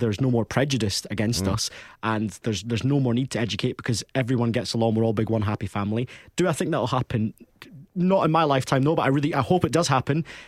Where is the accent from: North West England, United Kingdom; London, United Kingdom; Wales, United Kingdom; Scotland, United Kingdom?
Scotland, United Kingdom; Stirling; growing up, I'm from Stirling, so nearly the same. I mean, Stirling's obviously a wee bit bigger